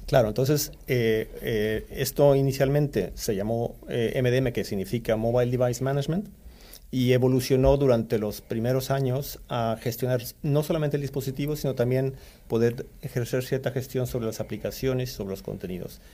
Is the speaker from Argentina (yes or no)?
no; Stockholm, Stockholm County, Sweden; also born or lived in Mexico City, Mexico; now in Spain; crecí en Estocolmo, Suecia